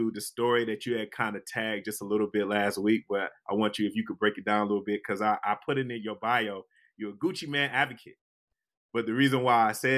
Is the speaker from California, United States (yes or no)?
no; Detroit, Michigan, United States; my hometown, Detroit